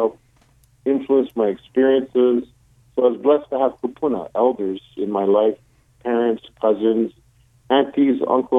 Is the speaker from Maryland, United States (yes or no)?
no; Hawaii, United States; moved away as an adult; also born or lived in California / Oregon; I was born and raised in Hawaii and had an opportunity to go to college in the mainland in California, and then I lived in Oregon.